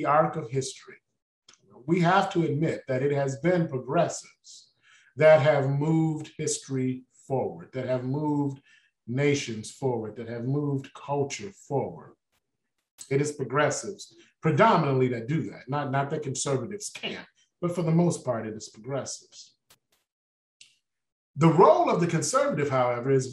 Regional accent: Detroit, Michigan, United States; I was born and raised in Detroit, Michigan.

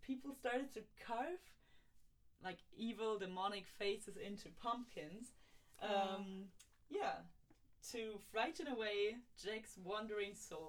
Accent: East Frisia, Lower Saxony, Germany; moved away; in the region where I grew up in Germany

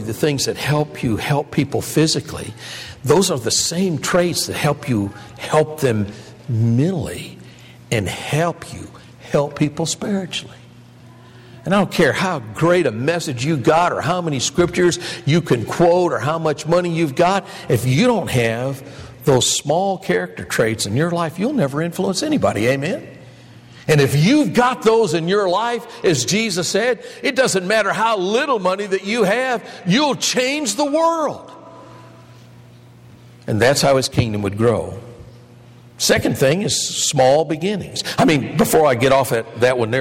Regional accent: Michigan, United States; moved away; Kresge store or Kmart or Spartan or the ones I grew up with in Michigan

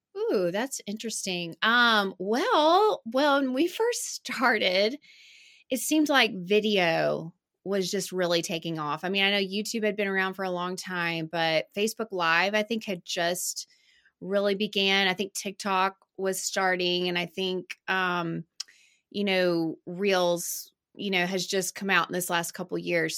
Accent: Birmingham, Alabama, United States; I grew up in Birmingham and I went to Alabama

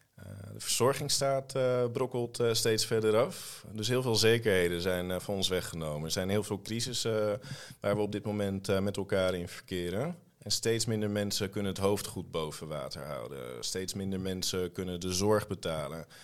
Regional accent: Almere, Flevoland, Netherlands; also born or lived in Bijlmer, Amsterdam; Dus ik ben in Almere opgegroeid, in een ontzettend beschermende en veilige omgeving

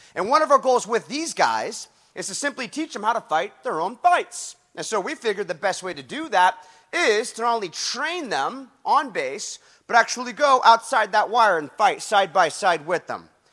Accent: Huntington Beach, California, United States; my hometown, Huntington Beach

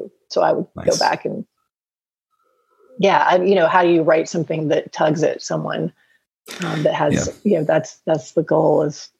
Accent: the South, United States; Well, I think I'm from the South. So you are too.

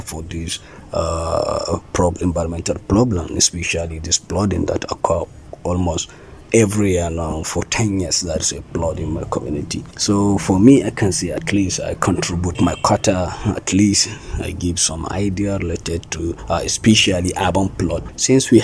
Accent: Jigawa, Nigeria; I'm from Jigawa, we have 27 local government.

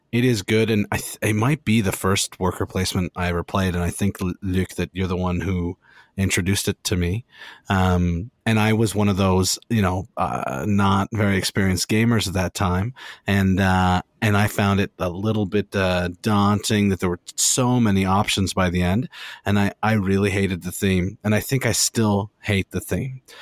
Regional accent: Canada; as a Canadian board gamer

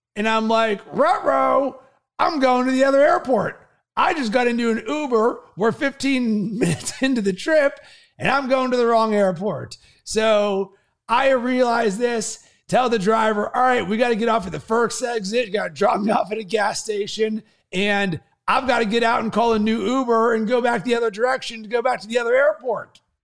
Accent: Pittsburgh, Pennsylvania, United States; I'm from Pittsburgh

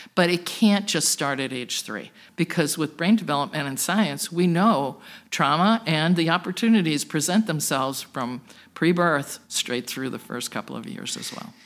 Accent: Plymouth, Massachusetts, United States; now in Worcester, United States; I was originally from the South Shore in Plymouth, Massachusetts, but got pulled back into Worcester four times during my life for school and career.

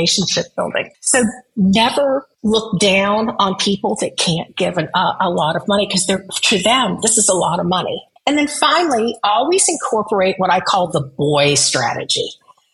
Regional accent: Midwest, United States; moved away; also born or lived in Nebraska; I grew up in the Midwest. I lived in Nebraska

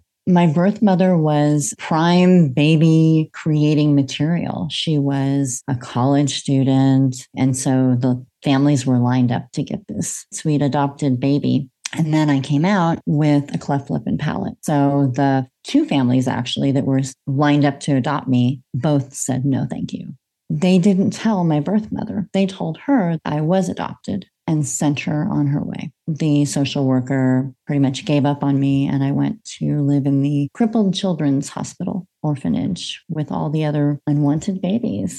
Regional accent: United States; moved away as an adult; now in Australia; I'm an American in Australia

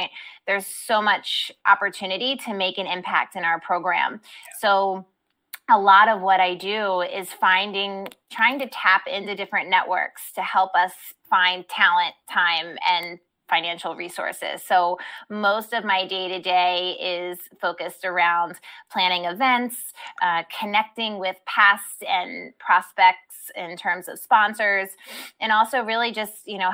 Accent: Baltimore, Maryland, United States; I grew up here in Baltimore

